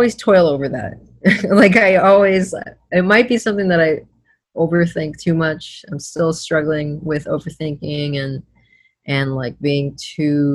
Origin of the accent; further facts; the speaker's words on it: Florida, United States; I was born in Florida